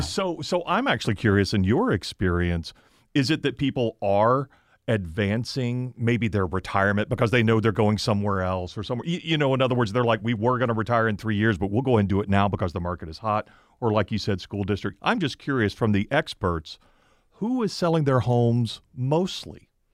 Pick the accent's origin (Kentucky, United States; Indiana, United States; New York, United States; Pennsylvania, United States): Pennsylvania, United States; Chester County; I'm from the Chester County area